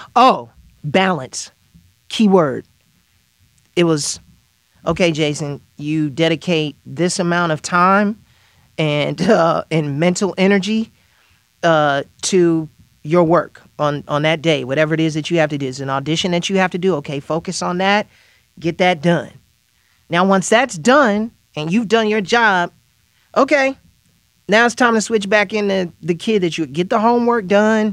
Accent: Chicago, Illinois, United States; even from my hometown, Chicago

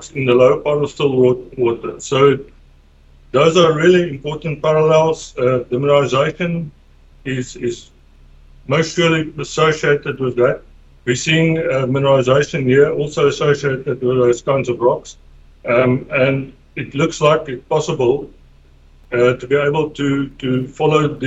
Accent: South Africa; I'm from South Africa

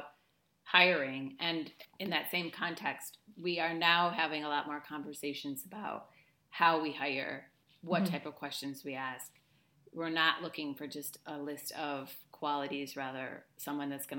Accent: United States; moved away as an adult; now in Spain; I live in Spain. I'm American, obviously. I live in Spain for the last 12 years almost

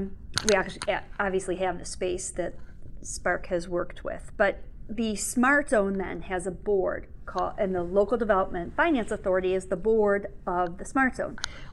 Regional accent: Southfield, Michigan, United States; also born or lived in Chicago, Illinois; now in Ann Arbor, United States; I grew up in Southfield and then moved to Chicago for law school, stayed there, met my husband, spent 10 years there. And then when we were having kids, we decided to come back to Michigan

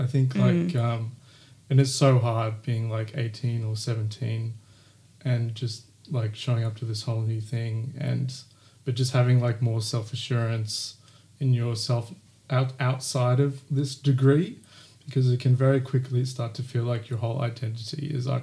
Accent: Queensland, Australia; because when I came down from Queensland, I found RMIT like very intimidating, this application process.

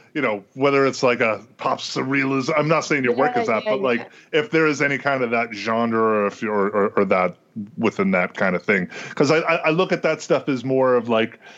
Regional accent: Boston, Massachusetts, United States; growing up in Boston

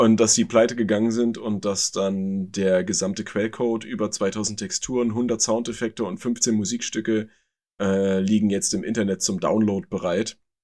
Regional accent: Germany; bei uns in Deutschland

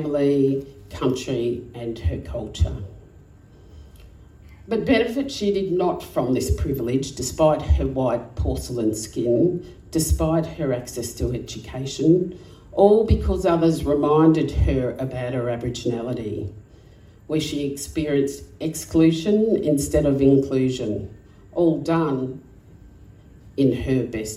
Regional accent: Alice Springs, Northern Territory, Australia; moved away as an adult; also born or lived in South Australia; Growing up in Alice Springs was hard

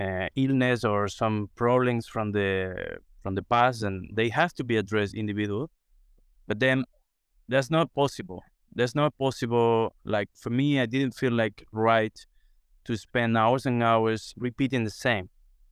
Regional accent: Cuba; So for me, as I grew up in Cuba and Cuba in the countryside, these games trees are kind of, you know, day by day things

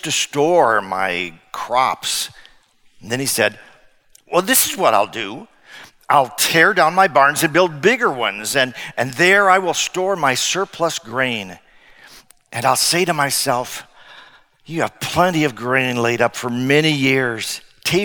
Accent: Hammond, Indiana, United States; also born or lived in Northeast Iowa; now in Iowa, United States; my hometown in Hammond, Indiana, sort of sandwiched between Chicago and Gary

